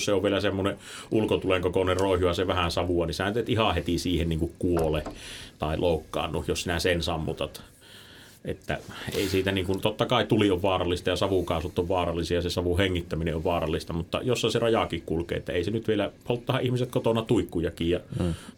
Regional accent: Suonenjoki, North Savo, Finland; itehän on taas sit siitä niinku Kuopiosta vähän poispäin

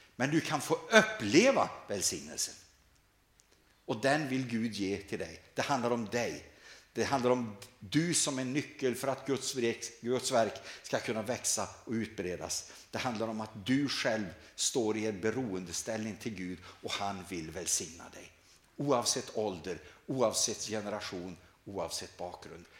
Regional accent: Sweden; här hemma i Sverige

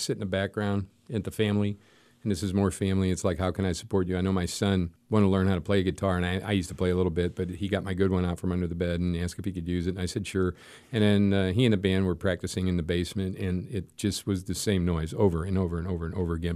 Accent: St. Louis, Missouri, United States; We grew up in South St. Louis in Saint Cecilia's Parish, so I was raised there

